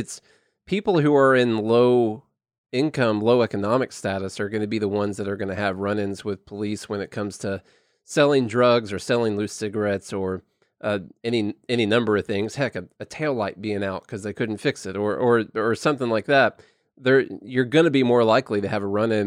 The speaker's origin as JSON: {"language": "English", "region": "Illinois", "country": "United States", "moved": "yes", "said": "I'm from Illinois originally"}